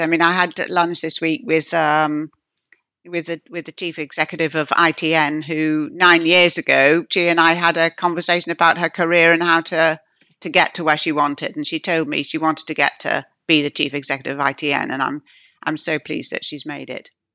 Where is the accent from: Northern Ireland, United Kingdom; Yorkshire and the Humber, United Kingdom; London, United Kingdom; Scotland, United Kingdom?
Yorkshire and the Humber, United Kingdom; moved away; I come from Yorkshire, my father's still there